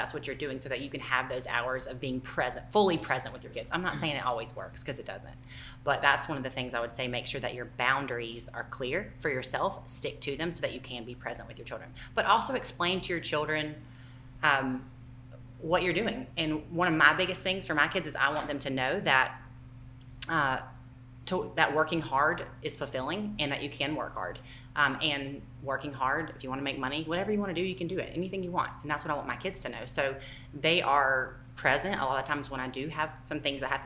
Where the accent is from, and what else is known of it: Southeast United States, United States; accent: Southern